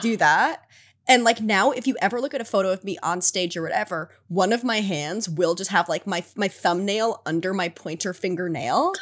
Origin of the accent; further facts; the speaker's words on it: United States; I grew up in America